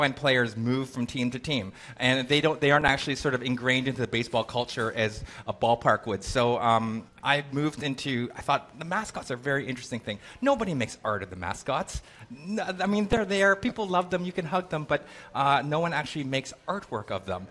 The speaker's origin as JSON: {"language": "English", "country": "Canada", "said": "I'm Canadian"}